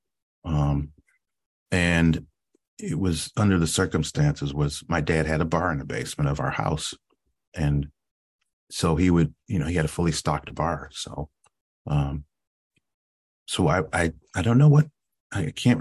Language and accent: English; Cleveland, Ohio, United States; I grew up in Cleveland, Ohio, and youngest of three.